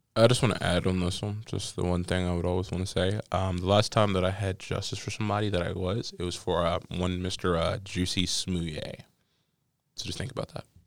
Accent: Las Vegas, Nevada, United States; now in Maryland, United States

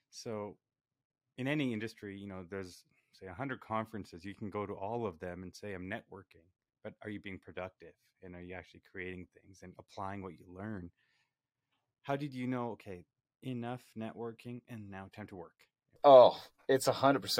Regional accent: Canada; We're from Canada. This is nothing.

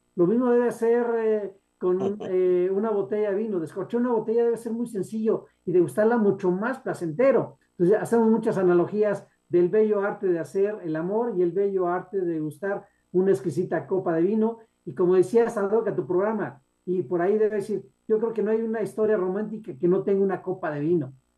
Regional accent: Guanajuato, Mexico; moved away; Guanajuato, mi tierra natal

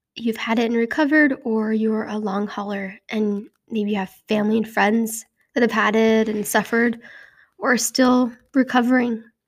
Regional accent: Utah, United States; moved away; In my home state of Utah

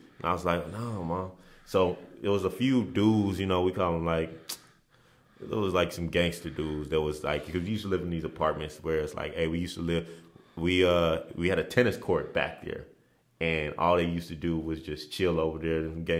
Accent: Nigeria; As growing up in Nigeria, it was like, hey, man. Like, family this, family that.

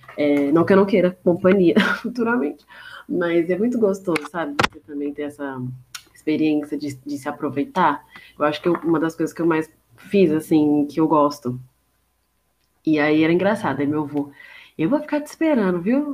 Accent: São Paulo, Brazil; eu sou paulista mesmo

